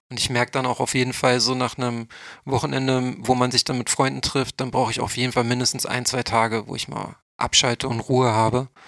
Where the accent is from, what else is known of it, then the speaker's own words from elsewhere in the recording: Berlin, Germany; ich komme ja nur aus Neukölln. Ich habe ja nicht studiert. Ich habe ja nur mein Fachabi auf dem OSZ nachgemacht